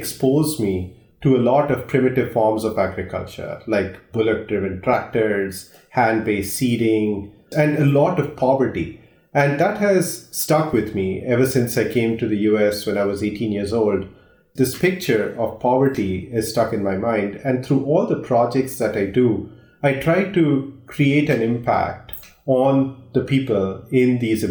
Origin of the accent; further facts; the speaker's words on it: India; moved away; I grew up in India